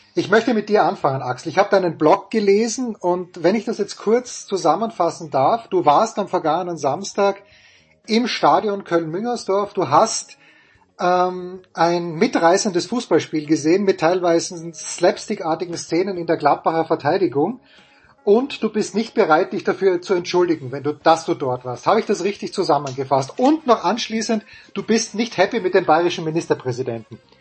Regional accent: Austria; moved away; aus meiner Heimat äh, Oberösterreich und Salzburg

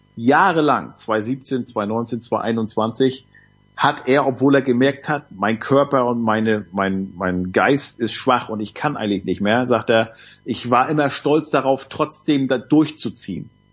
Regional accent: Nordwestmecklenburg, Mecklenburg-Vorpommern, Germany; bei uns in Nordwestmecklenburg

